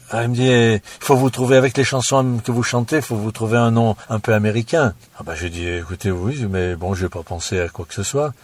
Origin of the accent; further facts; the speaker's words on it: Lyon, Auvergne-Rhône-Alpes, France; moved away; Je suis natif de Lyon, ma famille également, et ça c'est la musique qui m'a fait sortir de Lyon.